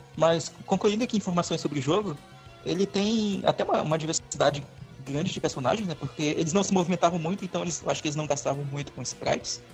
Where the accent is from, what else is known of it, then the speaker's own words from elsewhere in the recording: Tefé, Amazonas, Brazil; na minha cidade de Tefé